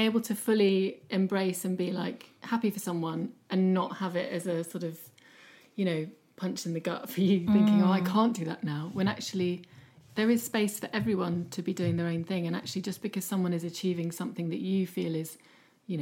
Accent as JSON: {"language": "English", "country": "United Kingdom", "said": "we're quite uncomfortable as British people"}